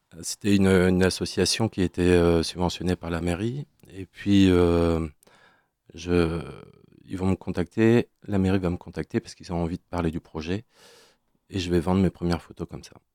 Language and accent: French; Brest, Brittany, France; also born or lived in Quimper; rentrer chez moi à Brest